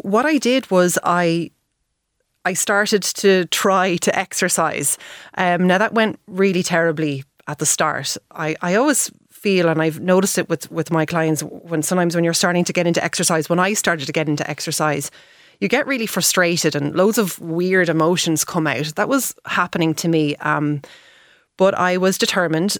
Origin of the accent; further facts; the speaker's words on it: Dublin, Leinster, Ireland; moved away as an adult; also born or lived in Paris / Galway; I'm originally from Dublin